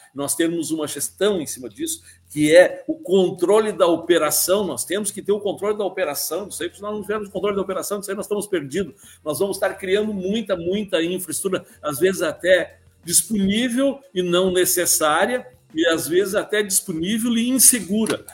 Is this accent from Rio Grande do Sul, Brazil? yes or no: yes; Palmeira das Missões, Rio Grande do Sul, Brazil; moved away as an adult; also born or lived in Rio de Janeiro / Santa Maria; voltei para Palmeiras das Missões, minha terra natal